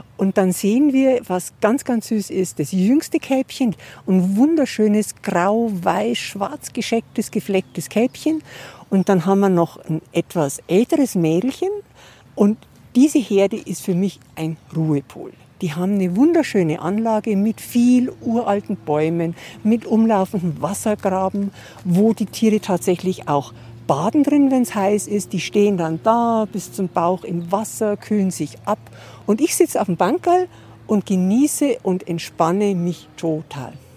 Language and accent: German; a small village 30-40 km from Munich, Bavaria, Germany; now in Munich, Germany; Ich bin tatsächlich nicht in München geboren, sondern in einem kleinen Dorf, so 30, 40 Kilometer weg.